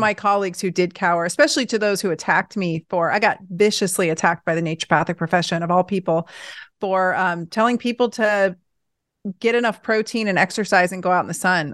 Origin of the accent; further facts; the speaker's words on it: Portland, Oregon, United States; I grew up in Portland